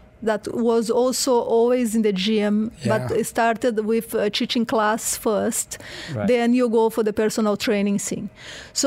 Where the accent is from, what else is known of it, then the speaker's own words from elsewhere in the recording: Porto Alegre, Rio Grande do Sul, Brazil; English is a second language; moved away as an adult; also born or lived in Rio de Janeiro, Brazil / United Kingdom; now in Dubai, United Arab Emirates; I'm from Brazil. So then I born in Porto Alegre in the south. So I was doing all this crazy sport there.